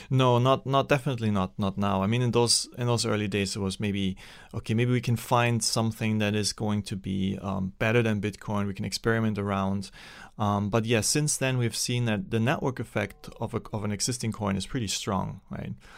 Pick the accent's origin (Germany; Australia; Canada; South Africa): Germany; English is a second language; also born or lived in Austria / Sri Lanka; now in United States; there's communism on the, on the wrong side of the German border, and that's where I, where I grew up.